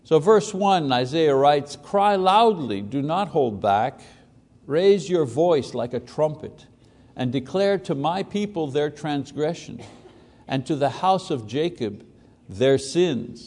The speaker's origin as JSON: {"language": "English", "region": "Quebec", "country": "Canada", "tie": "born or raised there", "said": "as a Catholic boy growing up in Catholic Quebec"}